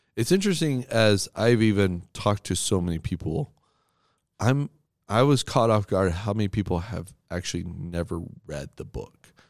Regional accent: United States; As an American

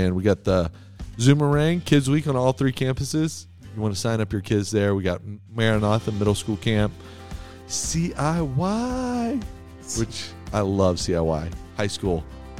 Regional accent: Texas, United States; moved away; I came from Texas.

